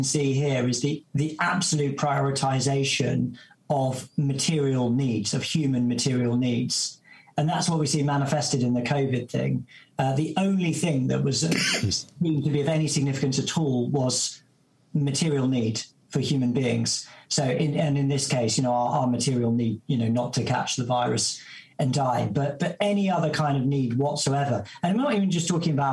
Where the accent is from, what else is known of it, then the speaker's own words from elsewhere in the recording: Essex, East of England, United Kingdom; I'm from Essex, and, you know, I grew up going to watch Spurs